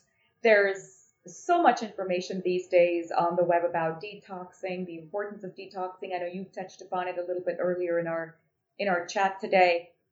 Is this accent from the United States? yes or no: no; India; as an Indian, we grow up eating beans and lentils.